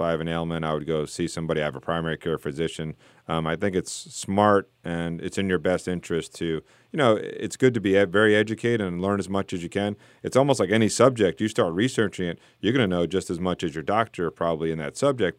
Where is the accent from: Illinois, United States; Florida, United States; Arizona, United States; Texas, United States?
Florida, United States; South; moved away; I grew up in South Florida where it's just flat